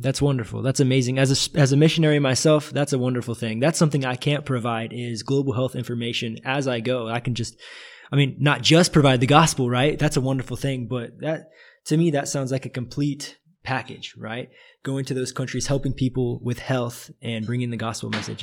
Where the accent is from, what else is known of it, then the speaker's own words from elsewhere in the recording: United States; now in Brazil; being an American in Brazil